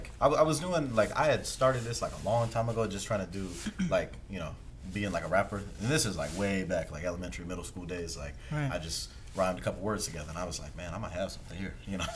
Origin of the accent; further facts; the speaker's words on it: Maryland, United States; also born or lived in North Carolina; I'm also like from the East Coast, Maryland, DMV, moved here from North Carolina, Fort Bragg back in 07.